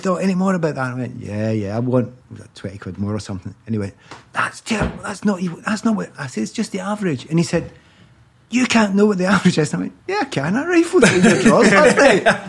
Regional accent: Glasgow, Scotland, United Kingdom; moved away as an adult; I'm also from Easterhouse, which is in the east end of Glasgow.

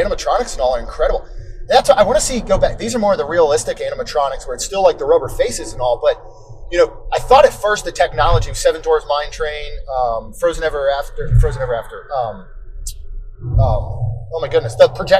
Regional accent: Maryland, United States; moved away; Growing up in Maryland, you'd get some humidity and stuff

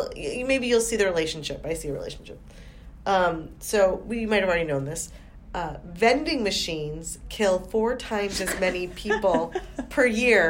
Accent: United States; as an American

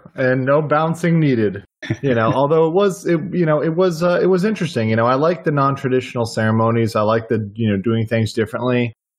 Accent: Miami, Florida, United States; we grew up in Miami.

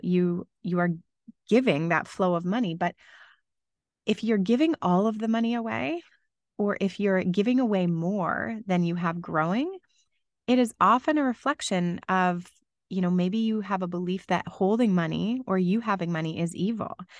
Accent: London, Ontario, Canada; moved away as an adult; Growing up in London, Ontario, I became very used to snowy Christmases for basically my whole life

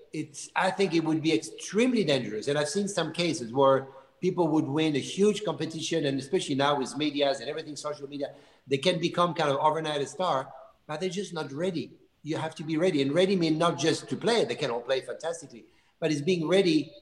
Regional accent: Lyon, Auvergne-Rhône-Alpes, France; also born or lived in Burgundy; I was born in Lyon, but every weekend, every summer, uh, we were going to, to Zalman. We were just spending all the time there.

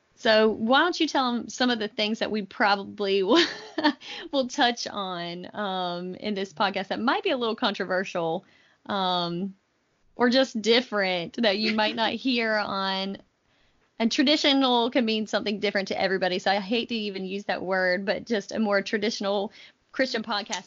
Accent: North Carolina, United States; I'm from North Carolina

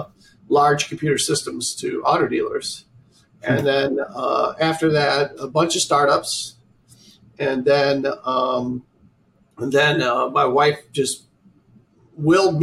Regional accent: Oswego, New York, United States; growing up in Oswego, New York, which we just talked about, way upstate New York, 160 inches of snow a year.

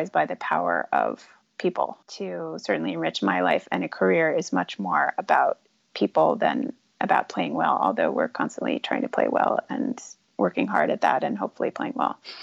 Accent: United States; as an American, as a woman

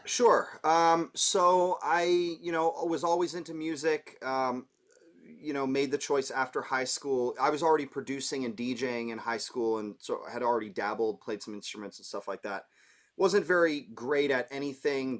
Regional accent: Toronto, Ontario, Canada; moved away as an adult; also born or lived in New York; I'm from Toronto, so being Canadian

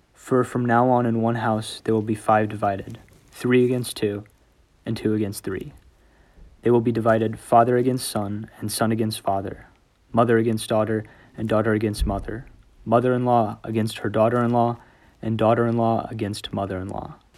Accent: New Braunfels, Texas, United States; I'm a senior from New Braunfels, Texas.

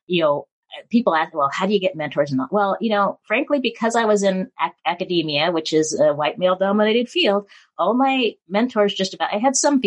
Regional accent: Spokane, Washington, United States; I was born in Spokane

